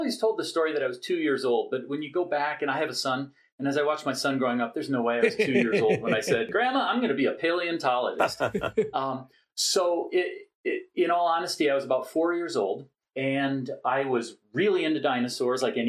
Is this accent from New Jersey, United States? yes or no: yes; Cherry Hill, New Jersey, United States; moved away; also born or lived in Minnesota; I did my formative years in New Jersey